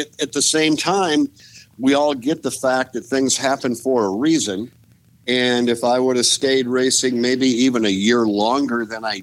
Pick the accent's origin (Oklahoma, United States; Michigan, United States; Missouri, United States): Michigan, United States; Grand Rapids; I'm from Grand Rapids, Michigan.